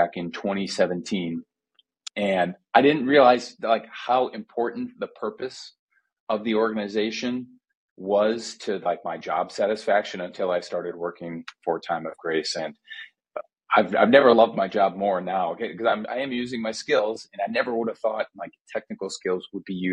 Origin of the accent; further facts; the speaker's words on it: Middleton, Wisconsin, United States; my hometown church in Middleton, Wisconsin